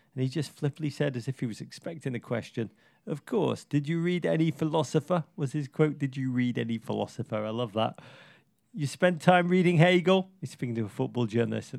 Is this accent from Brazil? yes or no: no; England, United Kingdom; now in United States; I'm American now